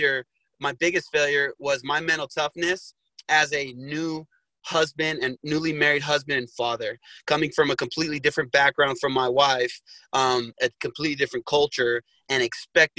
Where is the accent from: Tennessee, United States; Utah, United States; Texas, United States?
Utah, United States; Sandy; Utah's definitely home. It's where I've spent most of my life. I grew up in Sandy, Utah